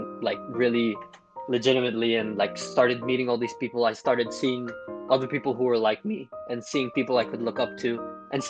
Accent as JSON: {"language": "English", "country": "Philippines", "tie": "born or raised there", "said": "growing up in the Philippines"}